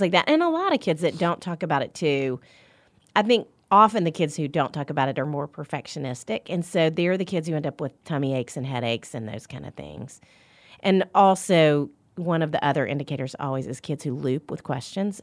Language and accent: English; Little Rock, Arkansas, United States; moved away as an adult; now in Nashville, United States; I'm from Little Rock, Arkansas.